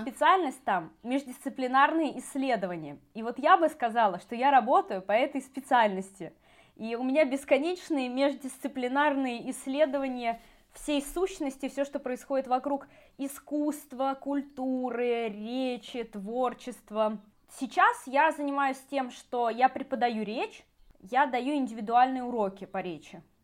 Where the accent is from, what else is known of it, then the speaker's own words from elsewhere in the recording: Saint Petersburg, Russia; moved away as an adult; now in Moscow, Russia; вообще, я из Петербурга, но я э, мигрировала 10 лет в Москву назад